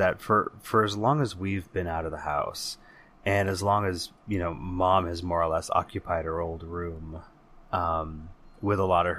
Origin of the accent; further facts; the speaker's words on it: California, United States; as he is every month when we wander back through the hazy halls of our memories growing up in the Bay Area in the 80s and 90s